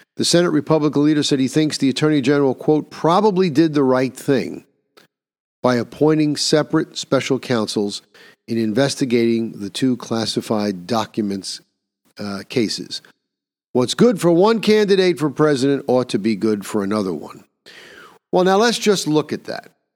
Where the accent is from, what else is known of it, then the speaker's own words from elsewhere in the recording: New York, United States; In my own home state of New York